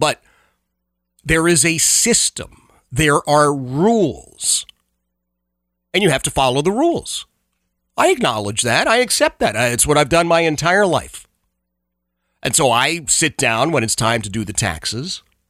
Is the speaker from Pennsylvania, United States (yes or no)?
yes; Philadelphia, Pennsylvania, United States; It's so different from where I grew up. I grew up in Oxford Circle, Northeast Philadelphia. Grew up in a row home, right?